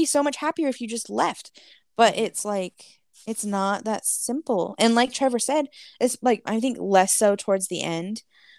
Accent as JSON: {"language": "English", "town": "Soweto", "region": "Gauteng", "country": "South Africa", "tie": "born or raised there", "said": "Growing up in Soweto, our dream was to put another room on our house, maybe have a driveway, maybe someday a cast iron gate at the end of the driveway, because that is all we knew."}